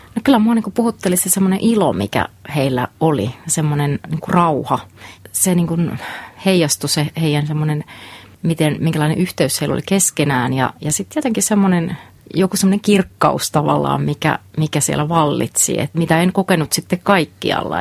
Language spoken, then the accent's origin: Finnish; Lapua, South Ostrobothnia, Finland; moved away as an adult; Mä oon tuolta Etelä-Pohjanmaalta, Lapualta. Siellä kasvoin noin 19 ensimmäistä vuotta